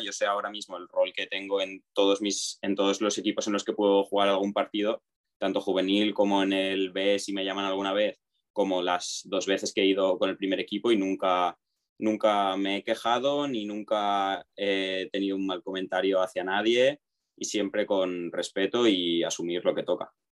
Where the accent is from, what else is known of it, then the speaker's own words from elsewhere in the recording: Alzira, Valencian Community, Spain; más de Alcira, que es mi ciudad, mi pueblo de toda la vida y he jugado aquí siempre